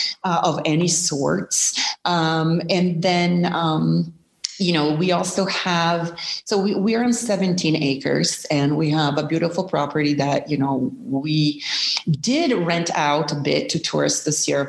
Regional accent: Milan, Lombardy, Italy; now in Sicily, Italy; I'm originally from Milan

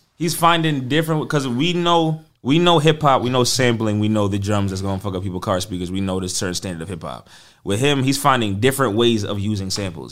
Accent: New York City, New York, United States; as a New Yorker

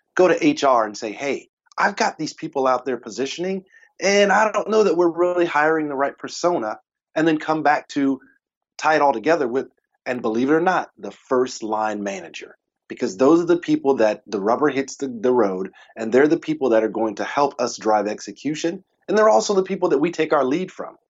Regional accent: Texas, United States; I'm a Texan. We barbecue. That's what we do.

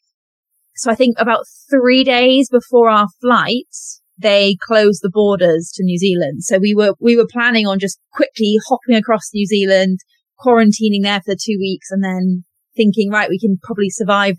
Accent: North Somerset, South West England, United Kingdom; I grew up in North Somerset

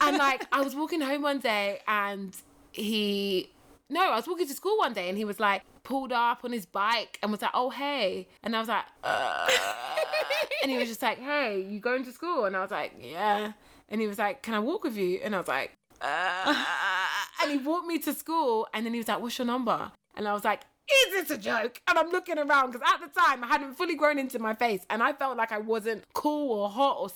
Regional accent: United Kingdom; moved away as an adult; now in Los Angeles, United States; I'm this curvy British black chick

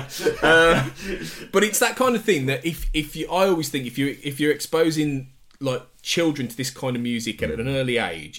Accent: Devizes, South West England, United Kingdom; this was in my hometown of Devizes

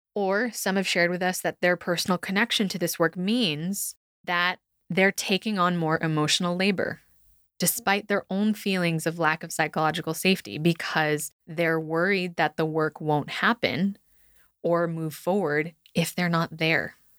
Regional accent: United States; being raised in a performance driven culture, actually, cultures as a Filipino American daughter of immigrants

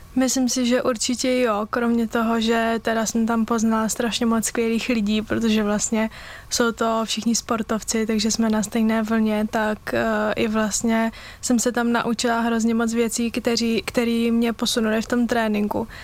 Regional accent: Brno, South Moravian Region, Czechia; u nás v Brně

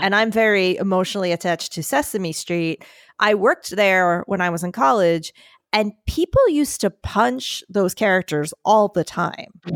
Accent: United States; where I grew up in the Philadelphia, New Jersey area

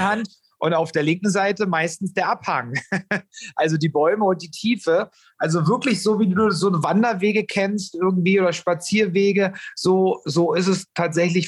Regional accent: Germany; bei uns in Deutschland

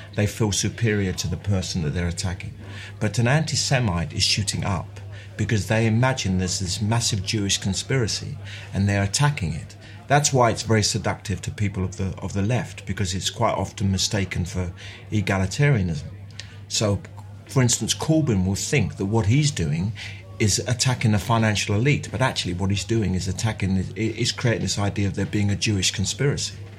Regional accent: London, United Kingdom; also born or lived in Mile End; I was born in Mile End and we moved to Bethnal Green when I was four and I left when I was 28

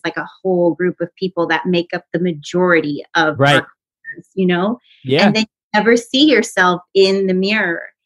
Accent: United States; we're American

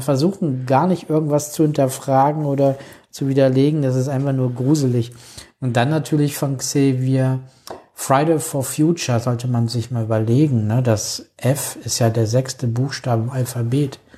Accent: Alfeld, Lower Saxony, Germany; bei uns in Alfeld

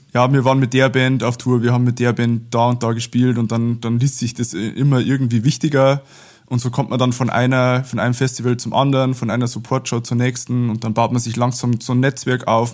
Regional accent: Abensberg, Bavaria, Germany; bei uns in Abensberg losgegangen, das ist so 30 äh, Kilometer südlich von Regensburg

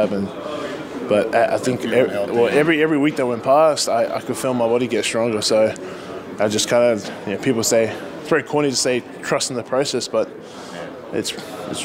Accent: Australia; moved away; my home country

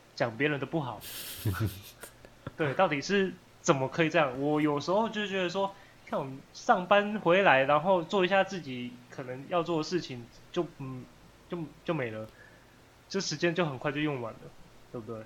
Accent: Taiwan; 身为一个台湾人

